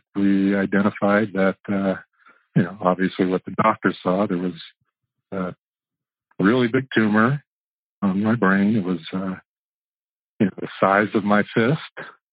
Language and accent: English; Buena Park, California, United States; I grew up in Buena Park.